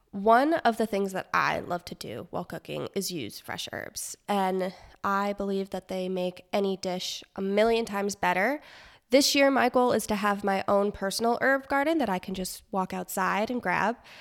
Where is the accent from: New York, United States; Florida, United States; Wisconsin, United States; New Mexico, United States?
Florida, United States; moved away; I am from Florida